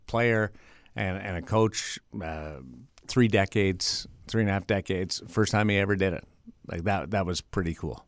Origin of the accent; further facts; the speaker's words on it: Canada; now in Las Vegas, United States; Being a Canadian